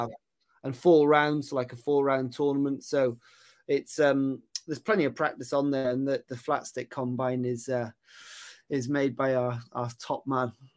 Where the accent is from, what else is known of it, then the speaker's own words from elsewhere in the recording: Aberystwyth, Wales, United Kingdom; moved away as an adult; also born or lived in Cheltenham; I'm from Aberystwyth. That's where I grew up, um, over in West Wales.